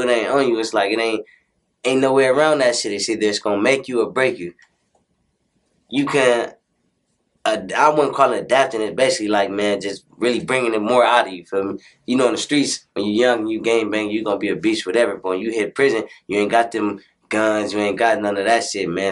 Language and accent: English; Compton, California, United States; I'm from Chester Avenue